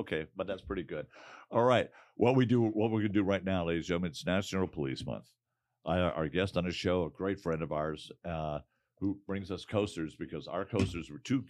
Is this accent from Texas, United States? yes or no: no; Detroit, Michigan, United States; now in Arizona, United States; my hometown of Detroit, Michigan